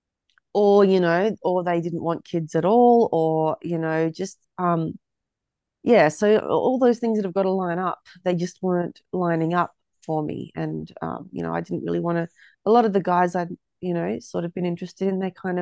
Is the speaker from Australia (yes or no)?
yes; Hobart, Tasmania, Australia; moved away as an adult; also born or lived in Melbourne, Australia; now in Ballarat, Australia; originally from Tassie. Came to Melbourne 2012 and then I decided I wanted to raise my family in a smaller town because I grew up in Hobart